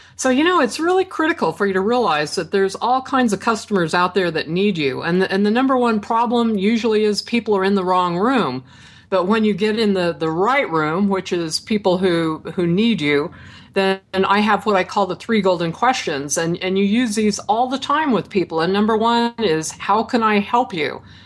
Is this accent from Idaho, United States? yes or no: yes; Franklin, Idaho, United States; moved away; I grew up in Franklin, Idaho